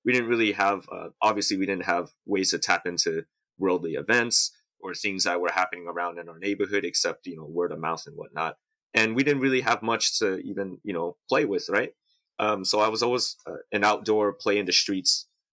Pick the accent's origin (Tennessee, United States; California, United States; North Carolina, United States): California, United States; San Diego; also born or lived in Houayxay, Bokeo, Laos; I'm born in Laos and raised in San Diego.